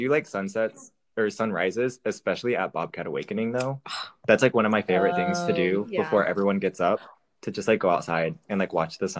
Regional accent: Austin, Texas, United States; Born and raised, and I live in Austin.

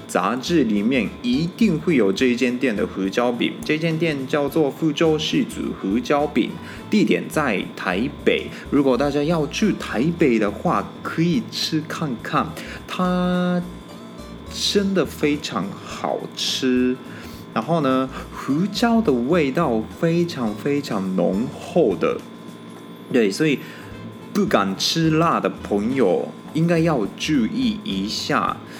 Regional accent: Japan; Chinese is a second language; moved away as an adult; now in Taiwan; 因为我是日本人嘛，我在日本玩过的地方并不多

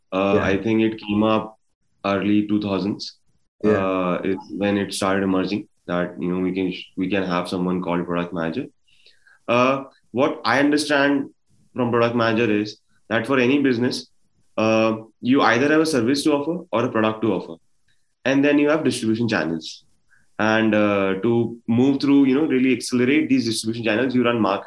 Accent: Gwalior, Madhya Pradesh, India; moved away as an adult; also born or lived in Delhi; I come from Gwalior

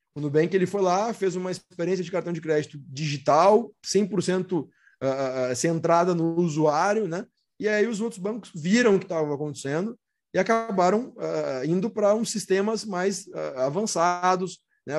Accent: Rio Grande do Sul, Brazil; eu sou natural do Rio Grande do Sul

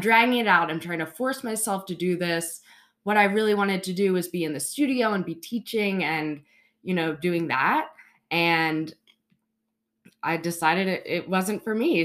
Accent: Baltimore, Maryland, United States; moved away as an adult; now in Charleston, United States; I grew up in Baltimore, Maryland

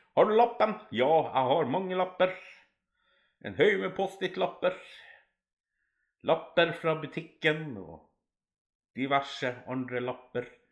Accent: Alta, Finnmark, Norway; moved away as an adult; Nei, jeg bor ikke i Alta, men jeg kommer opprinnelig derifra. Jeg flytta ifra Alta da jeg var sånn ca. 17 år

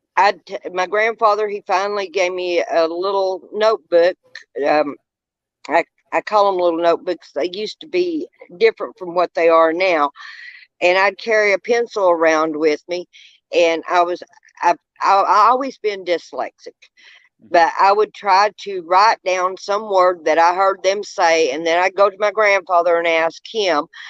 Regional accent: Monroe County, Tennessee, United States; I grew up in Monroe County, Tennessee, where I am at now presently.

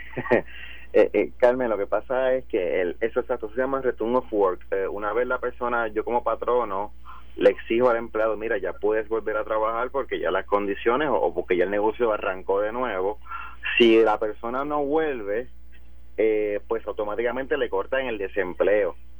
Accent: Puerto Rico; si nosotros como puertorriqueños

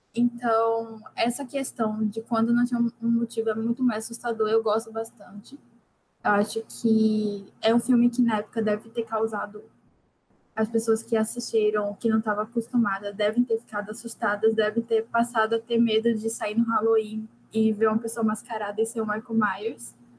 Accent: Recife, Pernambuco, Brazil; eu sou de Recife

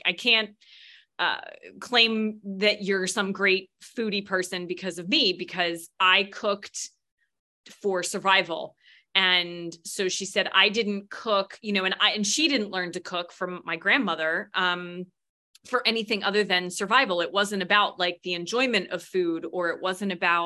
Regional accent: United States; I'm an American

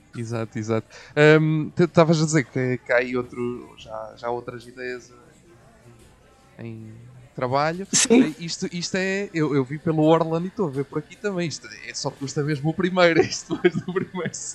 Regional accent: Coimbra, Centro, Portugal; nós somos de Coimbra

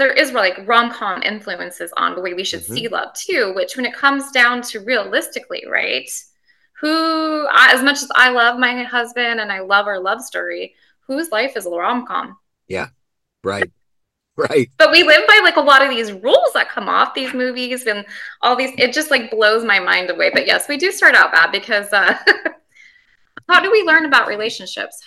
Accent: Montana, United States; born and raised in Montana on a ranch

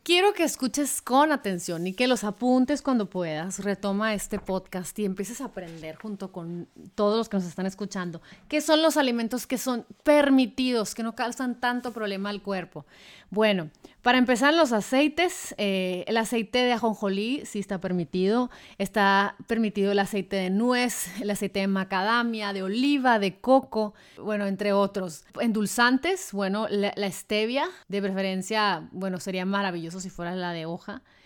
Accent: Hermosillo, Sonora, Mexico; moved away; Si yo viviera en Hermosillo, por ejemplo, de donde soy

